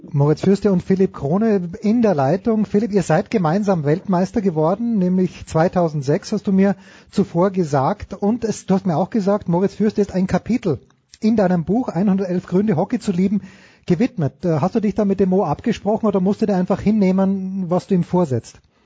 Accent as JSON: {"language": "German", "country": "Austria", "said": "ich komme aus Österreich"}